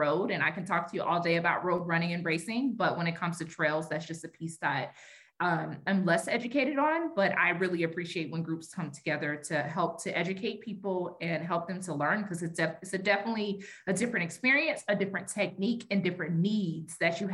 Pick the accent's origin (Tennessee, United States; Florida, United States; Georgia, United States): Georgia, United States; Stone Mountain; I grew up in Stone Mountain